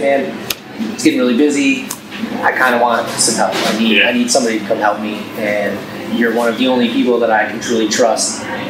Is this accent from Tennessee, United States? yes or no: no; Rochester, New York, United States; moved away as an adult; now in Norfolk, United States; Him and I grew up together in Western New York, right outside of Rochester. Literally, we went to preschool together.